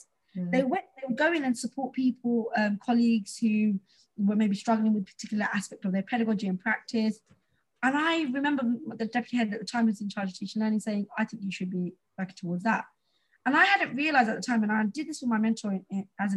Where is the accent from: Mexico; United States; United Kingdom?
United Kingdom; London; I grew up in Tower Hamlets, where a lot of the students and a lot of people are British Bangladeshi Muslim.